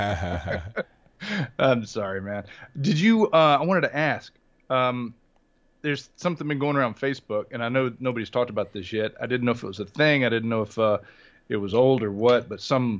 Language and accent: English; North Carolina, United States; moved away as an adult; now in Tokyo, Japan; I'm from North Carolina